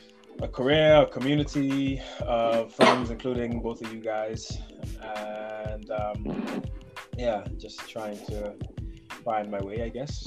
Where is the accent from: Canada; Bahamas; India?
Bahamas; moved away as an adult; now in United Kingdom; I am from the Bahamas originally. One of the most beautiful places on the planet.